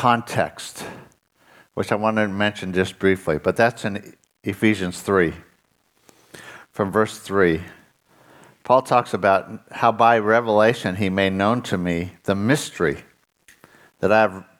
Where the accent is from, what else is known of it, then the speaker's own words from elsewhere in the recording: Southern California, United States; I was raised in Southern California.